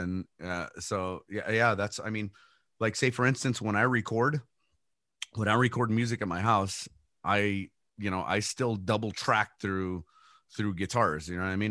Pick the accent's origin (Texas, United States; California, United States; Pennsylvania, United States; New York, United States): Texas, United States; El Paso; I was born and raised here in El Paso